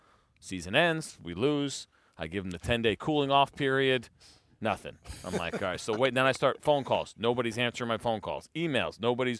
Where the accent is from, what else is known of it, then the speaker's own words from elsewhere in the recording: New York, United States; So I grew up, like I told you, I grew up in New York, grew up watching Yankee games my entire career.